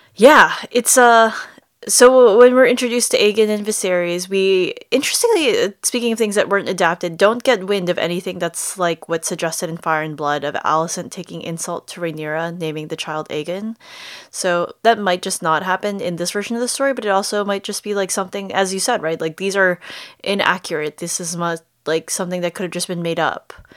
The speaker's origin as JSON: {"language": "English", "country": "United States", "accent": "American", "said": "my American accent"}